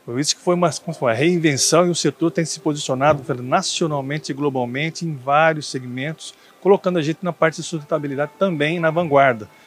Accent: São Carlos, São Paulo, Brazil; also born or lived in Patos de Minas, Minas Gerais; E depois fui para São Carlos, onde eu cresci em São Carlos.

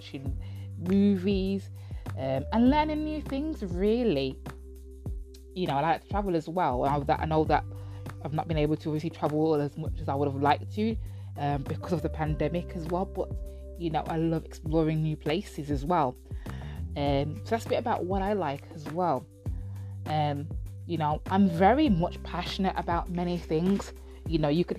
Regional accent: United Kingdom; I'm black British as well, but I have Jamaican heritage

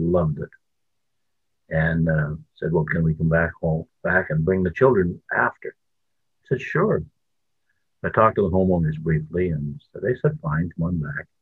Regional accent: New Brunswick, Canada; now in Ontario, Canada; I was born in New Brunswick, the most beautiful province in Canada

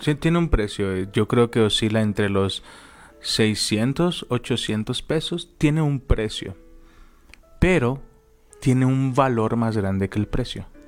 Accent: Guadalajara, Jalisco, Mexico; moved away as an adult; now in Toluca, Mexico; Nosotros somos de Guadalajara y Dios nos mandó venirnos a Toluca.

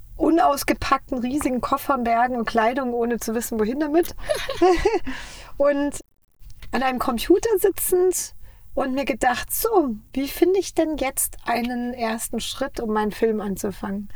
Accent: Munich, Bavaria, Germany; moved away as an adult; now in Los Angeles, United States; Wir kommen ja aus München

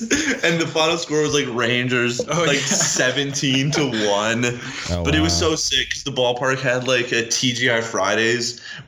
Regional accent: Regina, Saskatchewan, Canada; we don't have like regional teams in Regina or Saskatchewan.

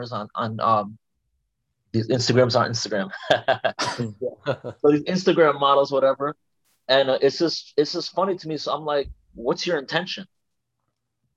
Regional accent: New York City, New York, United States; also born or lived in Turkey; I'm from Brooklyn, New York. I came here when I was 3 years old from Turkey, and I pretty much got raised here

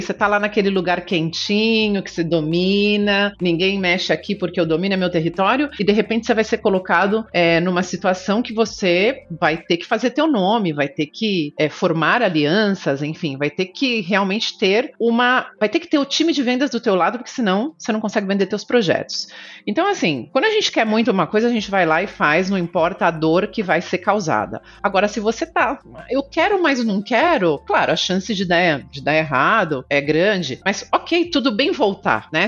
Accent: Canoas, Rio Grande do Sul, Brazil; moved away as an adult; also born or lived in São Paulo; now in Miami, United States; Eu nasci em São Paulo, mas fui muito bebê para o Rio Grande do Sul, uma cidade chamada Canoas.

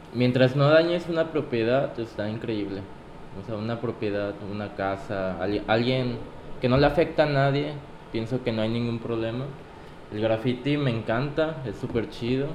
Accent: Acapulco, Guerrero, Mexico; soy de aquí, soy de Acapulco. Aquí empezó toda, toda mi carrera

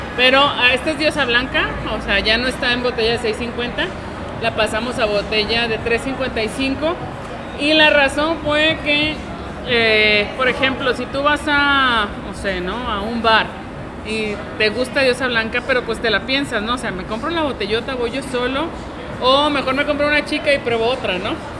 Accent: La Paz, Baja California Sur, Mexico; now in Guadalajara, Mexico; yo soy originaria de La Paz

